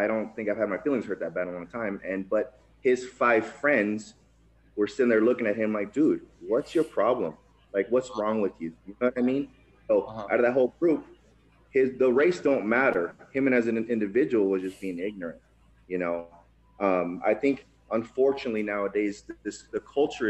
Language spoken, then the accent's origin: English; Tijuana, Baja California, Mexico; also born or lived in Nevada; now in United States; I'm actually a first-generation immigrant. I was born in Tijuana, Mexico.